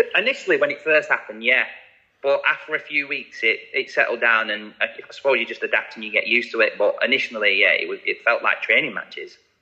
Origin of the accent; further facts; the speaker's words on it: Blackburn, North West England, United Kingdom; moved away; signed scholarship forms at 16 at Blackburn, my hometown club.